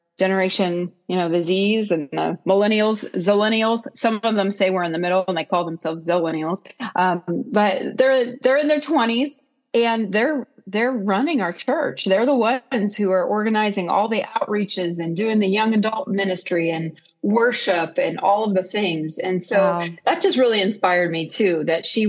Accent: Columbiana, Ohio, United States; this church in my hometown of Columbiana, Ohio

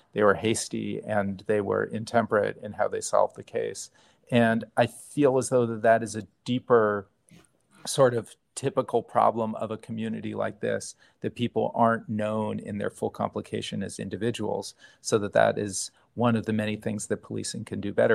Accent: New Haven, Connecticut, United States; I grew up in New Haven.

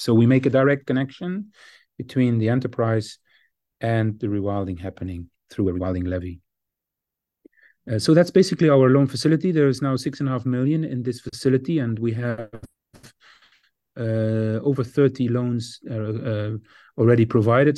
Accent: Netherlands; my home country, the Netherlands

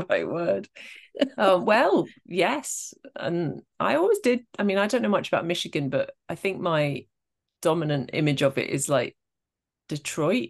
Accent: Scotland, United Kingdom; I am Scottish

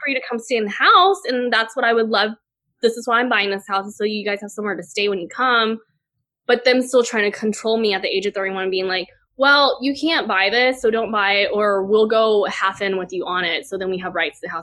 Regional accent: Port Lavaca, Texas, United States; also born or lived in Taiwan; now in Austin, United States; I grew up in this super small town called Port Lavaca, Texas, with a population of 10,000 people

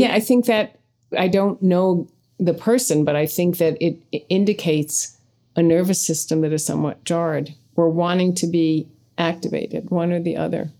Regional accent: United States; we grew up in American culture.

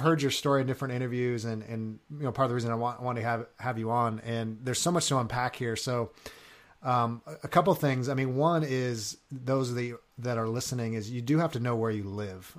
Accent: Long Beach, California, United States; moved away; I'm originally from California

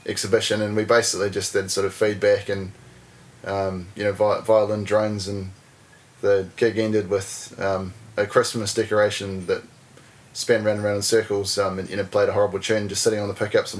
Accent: Invercargill, Southland, New Zealand; moved away as an adult; also born or lived in Dunedin, New Zealand; now in Wellington, New Zealand; I grew up in Invercargill

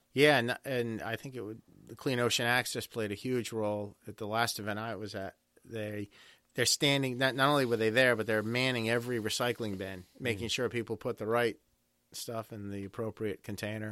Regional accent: Newport, Rhode Island, United States; I'm from Newport

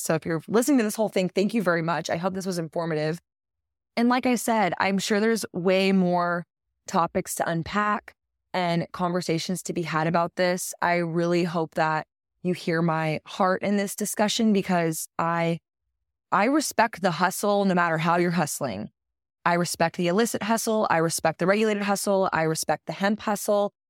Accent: Texas, United States; It is my home state

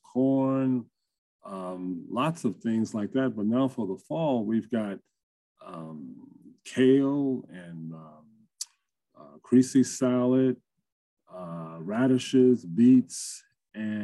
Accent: Esmont, Virginia, United States; I grew up in Esmond, and I was a 4-H kid

